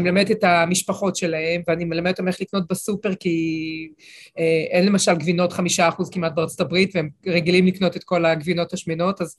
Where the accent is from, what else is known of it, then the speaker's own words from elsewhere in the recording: Israel; גם אני ואתה, אפילו שלצורך העניין נולדנו באותה מדינה